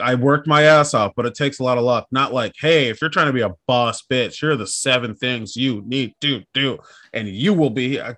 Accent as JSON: {"language": "English", "region": "Minnesota", "country": "United States", "tie": "born or raised there"}